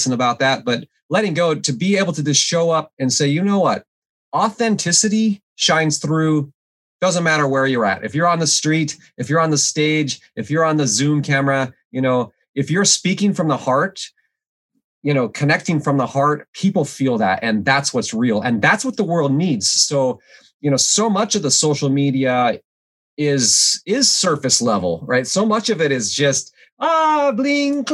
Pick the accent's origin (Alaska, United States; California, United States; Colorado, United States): Alaska, United States; moved away as an adult; I grew up in Alaska, and I grew up without running water and electricity